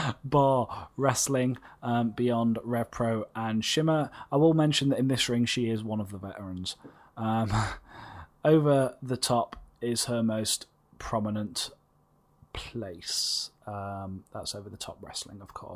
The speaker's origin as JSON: {"language": "English", "region": "England", "country": "United Kingdom", "said": "as English people"}